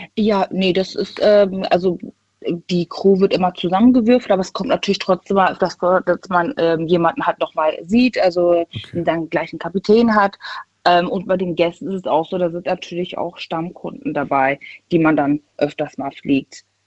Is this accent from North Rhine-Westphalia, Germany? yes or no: yes; Düsseldorf, North Rhine-Westphalia, Germany; Ich bin aus NRW, aus Düsseldorf